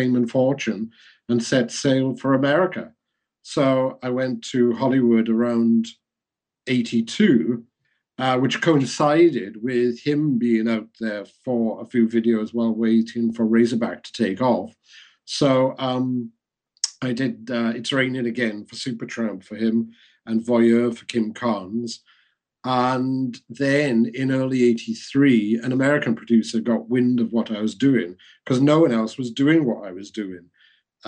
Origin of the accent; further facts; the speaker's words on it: Wales, United Kingdom; being Welsh